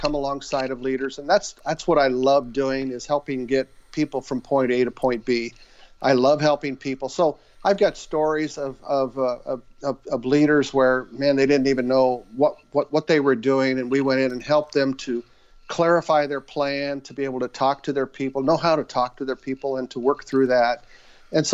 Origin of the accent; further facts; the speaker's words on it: Western Nebraska, United States; moved away as an adult; also born or lived in Des Moines, Iowa / Omaha, Nebraska; I was raised in Western Nebraska on a farm